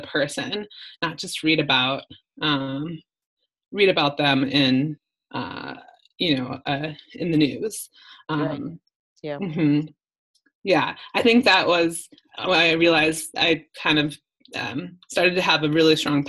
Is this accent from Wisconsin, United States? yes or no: yes; a suburb of Milwaukee, Wisconsin, United States; moved away as an adult; also born or lived in New Orleans, Louisiana; now in Colombia; I grew up in Wisconsin, in a suburb of Milwaukee, and not very diverse